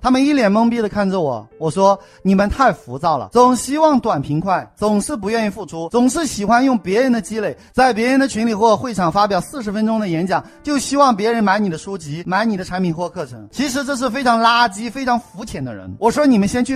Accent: China; 我们中国人

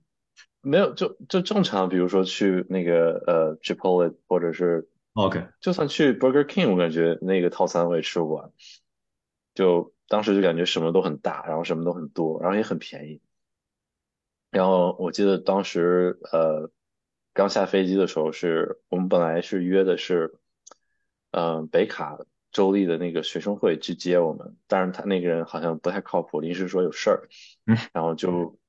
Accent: Shijiazhuang, Hebei, China; moved away as an adult; also born or lived in Nanjing; now in United States; 我是北方人，我家是石家庄的

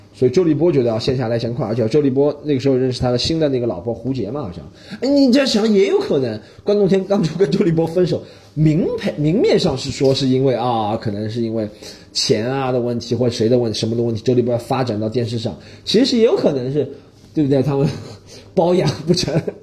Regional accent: Shanghai, China; 因为我是上海人嘛

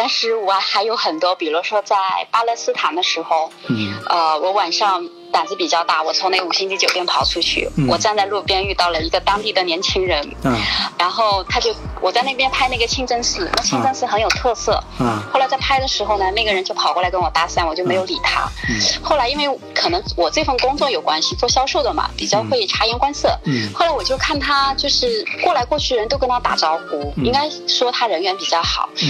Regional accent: Southern Jiangsu, China; 因为我是土生土长的那个苏南人嘛

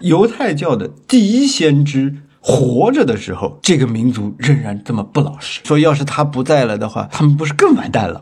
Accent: China; 我们中国人的诗经

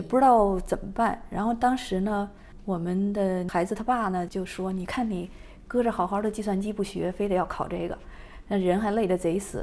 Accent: Beijing, China; moved away as an adult; also born or lived in Wuhan, China; now in Southern California, United States; 我是北京人嘛

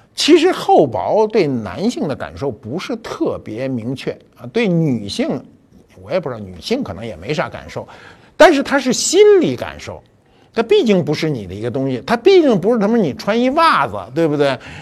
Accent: China; 我年轻的时候就生在中国

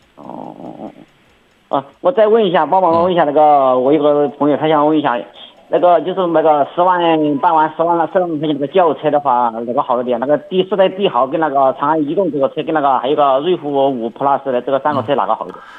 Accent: Sichuan, China; also born or lived in Zhoucun, Zibo; now in Zibo, China; 我是在，在我们老家，我们四川那边哦，呃，中秋年啊，我们那边的路要小车一点，又弯又陡

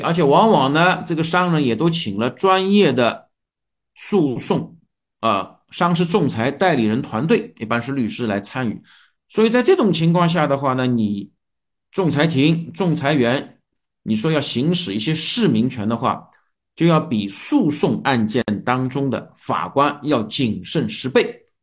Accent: China; 我们中国人

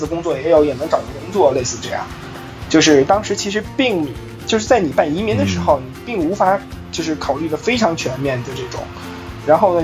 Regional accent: Beijing, China; moved away as an adult; 从小在北京长大嘛

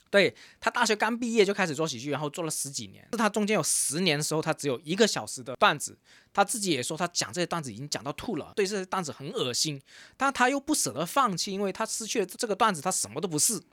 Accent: Guangdong, China; Robin 跟我都是一个广东人嘛

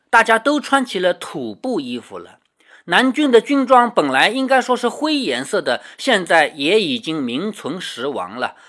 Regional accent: China; 我们中国人

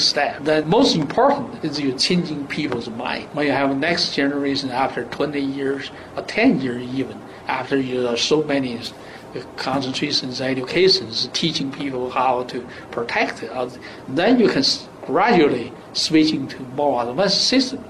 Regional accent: China; now in United States; my home country

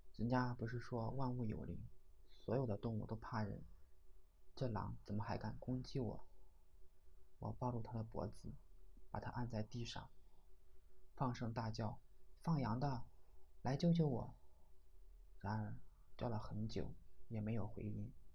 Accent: Jiaxing, Zhejiang, China; 用我们嘉兴话叫做排红树木

